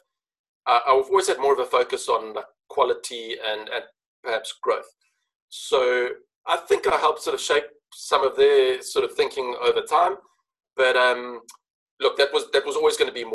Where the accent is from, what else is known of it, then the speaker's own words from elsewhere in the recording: Johannesburg, Gauteng, South Africa; now in Cape Town, South Africa; I live in Cape Town, but grew up in the city of Johannesburg